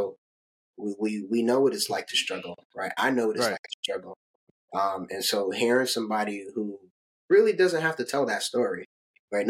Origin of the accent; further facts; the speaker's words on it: New York City, New York, United States; I'm from Brooklyn.